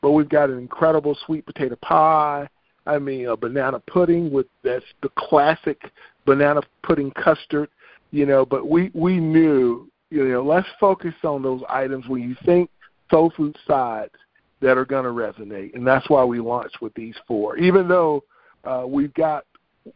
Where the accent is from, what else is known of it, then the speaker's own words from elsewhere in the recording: South Carolina, United States; I'm from South Carolina. We eat from the rooter to the tooter, from the snout to the tail.